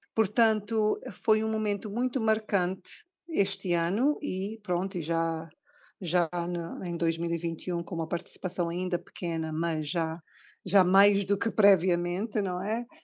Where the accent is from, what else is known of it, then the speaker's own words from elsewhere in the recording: Cape Verde; como cabo-verdianos, temos todo o orgulho de, de apresentar-nos como tal